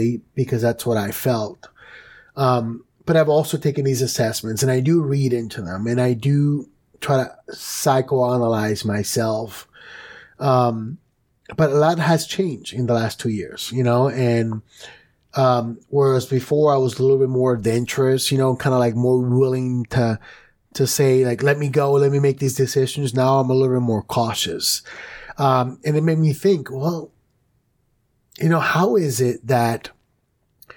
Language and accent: English; New York City, New York, United States; I grew up in New York City